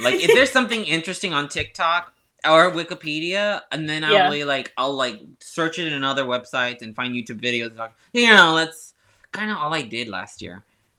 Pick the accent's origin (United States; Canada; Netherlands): United States; Well, I am American, mm-hmm. but I'm first generation